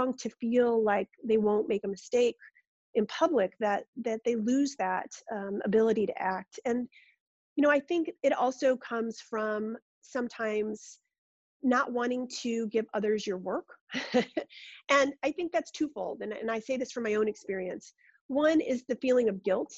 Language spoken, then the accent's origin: English; Rochester, New York, United States; I grew up in Rochester, New York